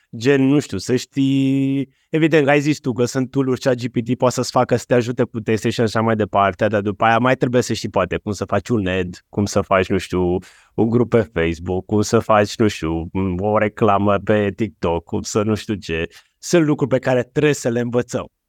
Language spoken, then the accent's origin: Romanian; Romania; Noi ca români